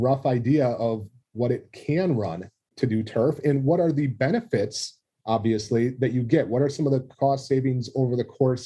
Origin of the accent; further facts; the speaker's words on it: Reedsburg, Wisconsin, United States; here in Reedsburg, my hometown